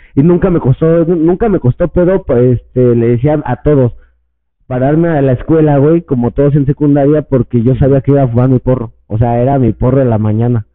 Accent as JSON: {"language": "Spanish", "region": "State of Mexico", "country": "Mexico", "also_born_or_lived": "Puebla", "said": "todos somos del Estado de México"}